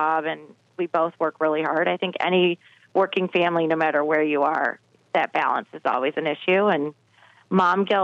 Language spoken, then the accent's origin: English; Michigan, United States; We're from Michigan. I lived here in 2008.